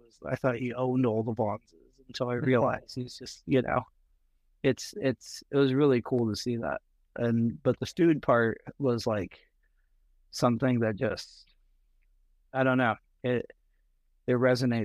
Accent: Burbank, California, United States; I grew up in Burbank.

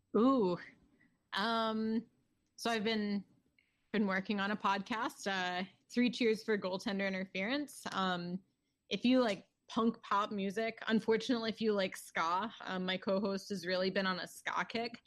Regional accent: Towson, Maryland, United States; I was born in Towson, Maryland

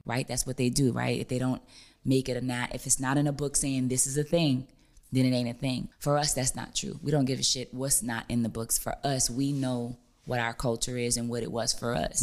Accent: New Orleans, Louisiana, United States; I'm from New Orleans

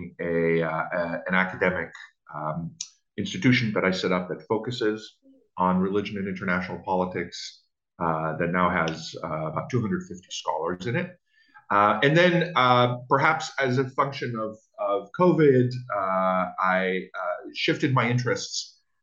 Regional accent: Israel; moved away as an adult; now in United States; So I grew up in Israel and I spent the first 21 years of my life there

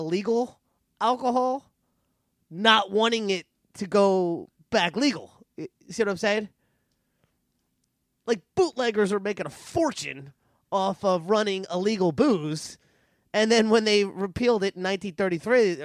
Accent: New Jersey, United States; I'm from New Jersey

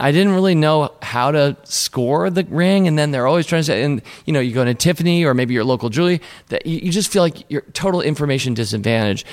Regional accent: Washington, District of Columbia, United States; I grew up in Washington, D.C., and that's where we were in Alexandria.

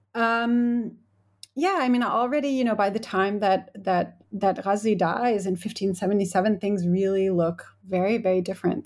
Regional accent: United States; moved away as an adult; now in United Kingdom; as an American who, I teach at a, at a U K university

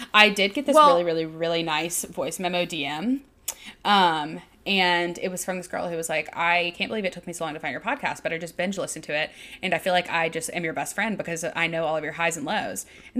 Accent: Birmingham, Alabama, United States; I'm from Birmingham, Alabama.

